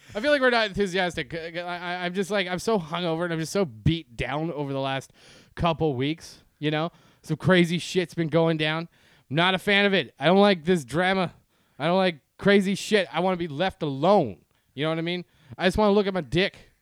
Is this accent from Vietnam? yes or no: no; Canada; now in United States; I'm Canadian